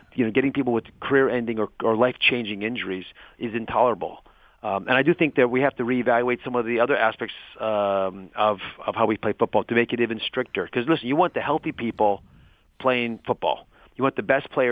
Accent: Cleveland, Ohio, United States; I was born in Cleveland

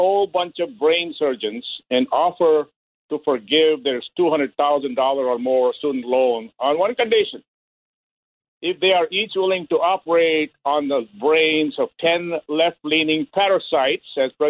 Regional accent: India; English is a second language; I am an Indian, and I don't own a 7-Eleven because I lost my slight Indian accent a long time ago.

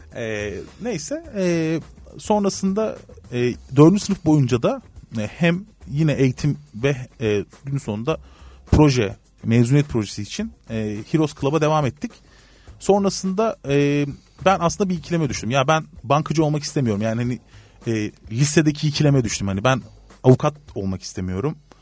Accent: Antalya, Turkey; also born or lived in Izmir; Ben Antalya'da büyüdüm

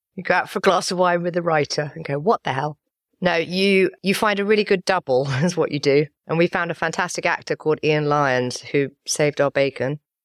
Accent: London, United Kingdom; also born or lived in Wilmington, North Carolina; went to school and everything and grew up in England, grew up in London

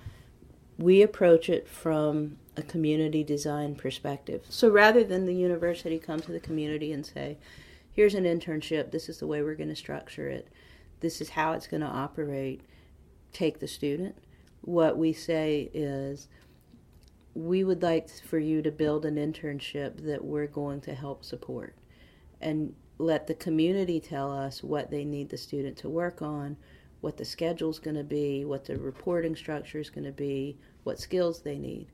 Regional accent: Henderson, North Carolina, United States; I'm from Henderson, so in Vance County.

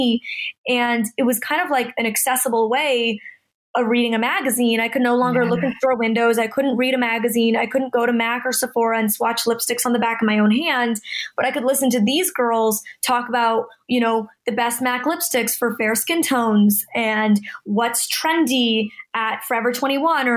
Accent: Toronto, Ontario, Canada; now in Los Angeles, United States

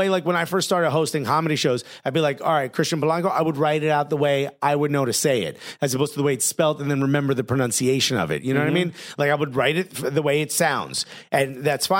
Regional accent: New York, United States; we're from New York

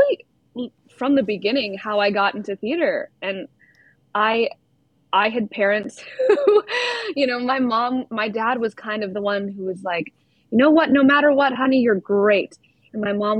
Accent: Winchester, Massachusetts, United States; I'm from Boston. Well, right outside Boston, Winchester, Mass

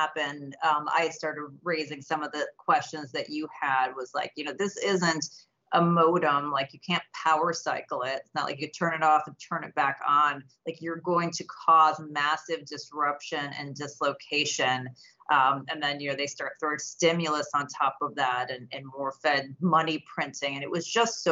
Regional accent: Illinois, United States; I'm from Illinois

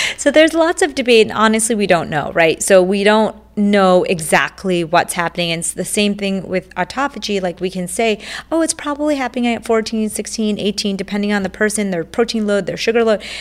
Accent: India; I was born in India

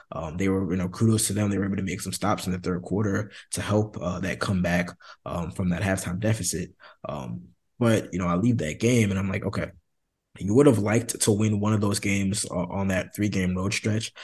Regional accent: Maryland, United States; now in Miami, United States; I'm from Maryland

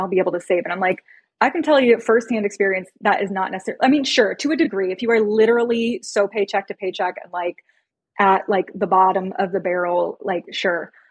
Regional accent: Chicago, Illinois, United States; I'm from Chicago

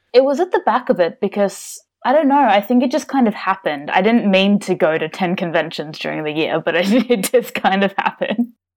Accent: Melbourne, Victoria, Australia; also born or lived in United States; I'm from Australia. So, uh, born in Melbourne and, uh, lived around here pretty much all my life.

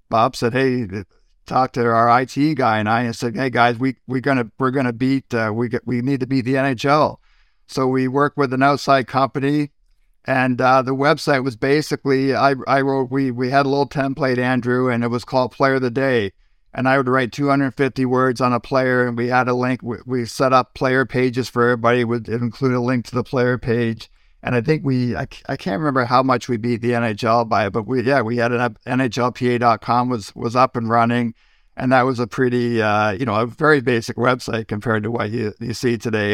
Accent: Prescott, Ontario, Canada; also born or lived in Brockville, Ontario / Toronto / Kincardine; Moved to Prescott, twelve miles down the road, or, or what is it, kilometers, twenty kilometers down the road, I guess, when I was five years old. Uh, so grew up in a town of five thousand people.

